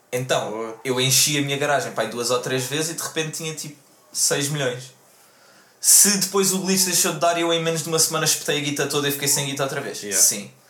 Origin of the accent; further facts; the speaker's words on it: Amadora, Lisbon, Portugal; eu sou da Amadora